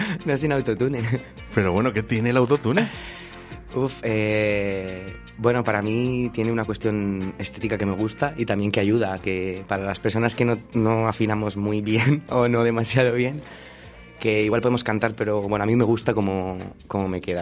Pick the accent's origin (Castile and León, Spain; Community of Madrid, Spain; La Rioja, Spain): Castile and León, Spain; Valladolid; also born or lived in Portugal; yo soy de Valladolid, he estado viviendo un tiempo fuera en Portugal